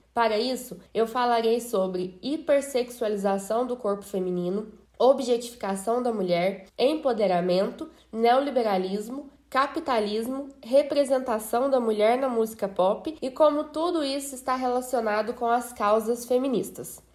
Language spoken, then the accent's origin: Portuguese; Brazil; nós somos brasileiras, lindas, maravilhosas, vivemos num país quente